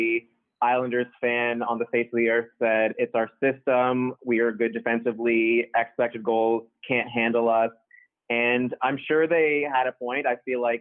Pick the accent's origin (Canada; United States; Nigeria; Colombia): Canada; Toronto, Ontario; I'm from Toronto.